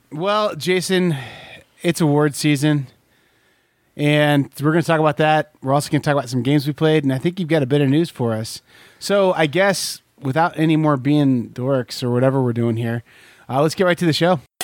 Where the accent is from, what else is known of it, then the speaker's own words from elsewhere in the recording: Corn Belt, United States; moved away; I grew up here in the Corn Belt, but I live here in the Bible Belt still.